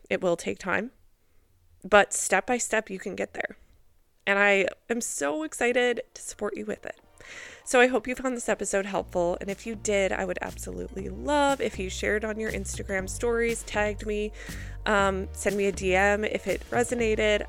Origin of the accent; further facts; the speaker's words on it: Minnesota, United States; I grew up in Minnesota